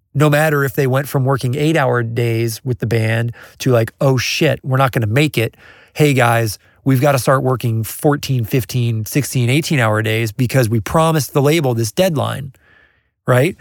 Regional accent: Kansas City, United States; I'm from Kansas City

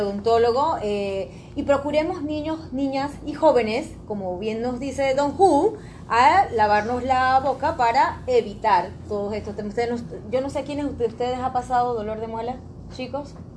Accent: Panama; nosotros como panameños

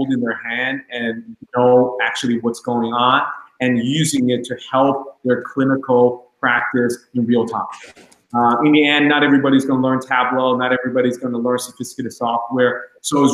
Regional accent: Long Island, New York, United States; I'm from Long Island

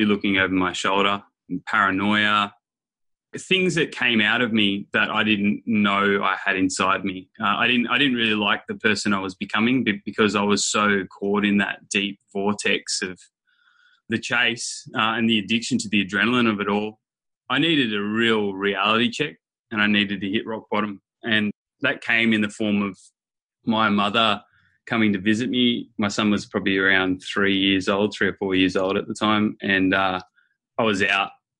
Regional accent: near Nimbin, Northern New South Wales, Australia; So I grew up in Northern New South Wales, which a place near Nimbin

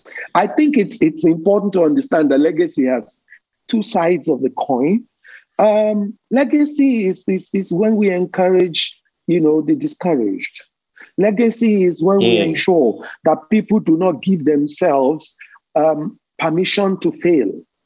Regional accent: Nigeria; born there; My parents were not rich. I was born in Nigeria

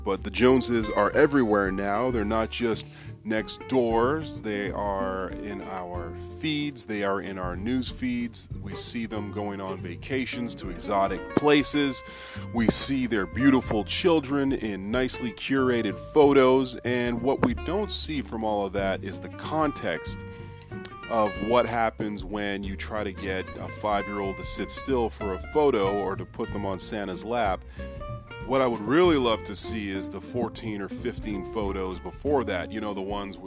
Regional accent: Canada; as a Canadian kid

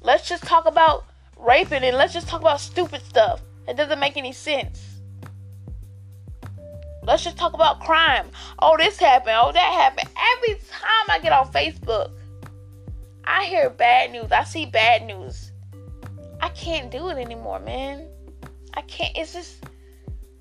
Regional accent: Albany, Georgia, United States; I'm from Albany, Georgia.

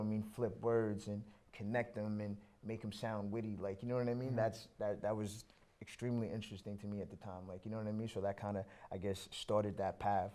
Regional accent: Orlando, Florida, United States; moved away; also born or lived in Toronto, Canada; I was born in Toronto, but a large part of my younger years were spent out in Orlando, Florida.

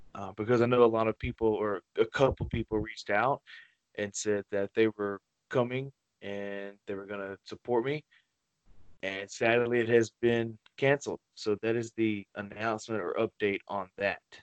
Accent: Wiggins, Mississippi, United States; my hometown of Wiggins

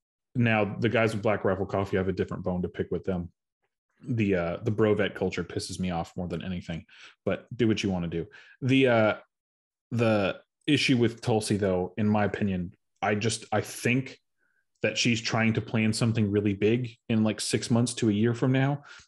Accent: Arizona, United States; Cause I'm from Arizona. I have no idea who that person is.

